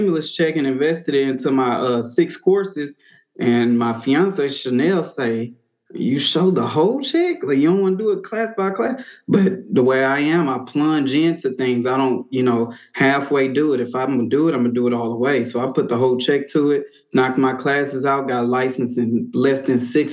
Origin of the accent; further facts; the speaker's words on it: Houston, Texas, United States; also born or lived in Beaumont; I'm born and raised in Houston.